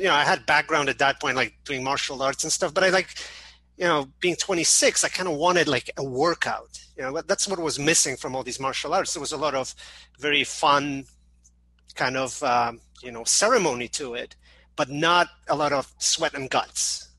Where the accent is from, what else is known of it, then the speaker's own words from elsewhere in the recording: Canada; also born or lived in Poland; now in Chicago, United States; Yeah, I mean, I was born in Poland, but most of my, like, high school and college years I spent in Canada. And then in 2000, I moved to Chicago